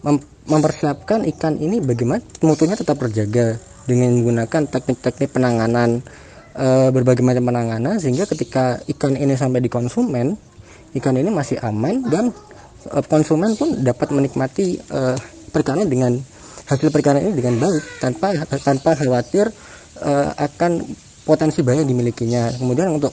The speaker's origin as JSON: {"language": "Indonesian", "town": "Jember", "region": "East Java", "country": "Indonesia", "tie": "born or raised there", "lives_now": "Trenggalek, Indonesia", "said": "Kalau asal daerah, sebenarnya aku itu besar di Jember tapi uh, semenjak masuk di UGM uh, pindah di Trenggalek."}